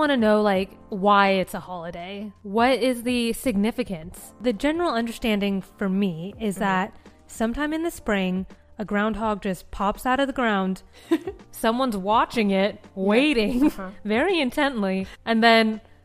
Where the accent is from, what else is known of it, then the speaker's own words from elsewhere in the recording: United States; I am an American